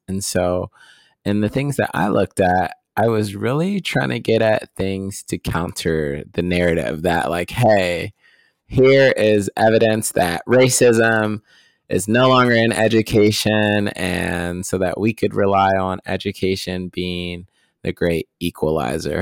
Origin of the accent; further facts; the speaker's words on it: Midwest, United States; us growing up in the Midwest